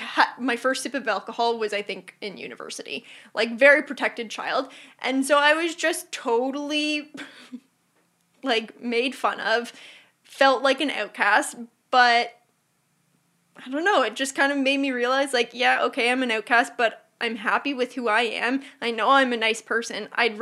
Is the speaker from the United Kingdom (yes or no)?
no; Burlington, Ontario, Canada; Burlington, Ontario.